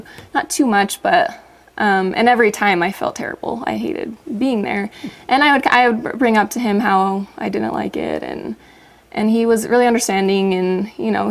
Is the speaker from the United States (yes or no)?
yes; Orem, Utah, United States; moved away; also born or lived in Logan, Utah; I grew up in Orem